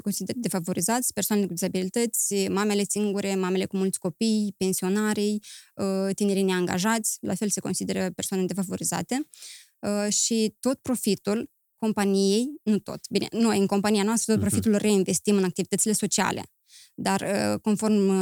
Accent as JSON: {"language": "Romanian", "region": "Chișinău", "country": "Moldova", "tie": "born or raised there", "also_born_or_lived": "Romania / Greece", "moved": "as an adult", "said": "am crescut în Chișinău, mi-am făcut uh, studiile liceale în Chișinău, apoi am plecat în România"}